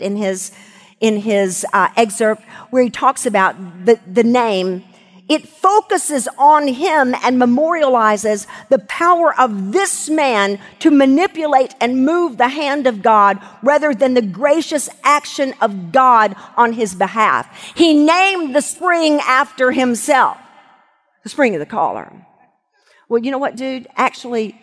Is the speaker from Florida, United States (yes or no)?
no; Arkadelphia, Arkansas, United States; when I was growing up in Arkadelphia, Arkansas